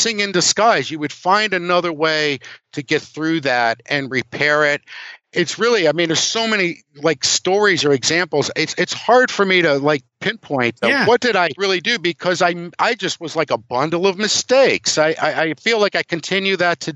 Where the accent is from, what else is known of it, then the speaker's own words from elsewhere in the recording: Cleveland, Ohio, United States; now in Norwich, United States; I grew up in Cleveland